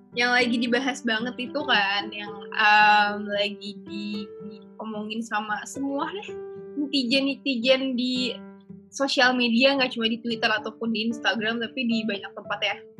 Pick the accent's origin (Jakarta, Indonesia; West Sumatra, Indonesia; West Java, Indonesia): Jakarta, Indonesia; moved away as an adult; now in Semarang, Indonesia; aku ini dari Jakarta, yang kebetulan dari dulu sekolahku tuh selalu di Jakarta Selatan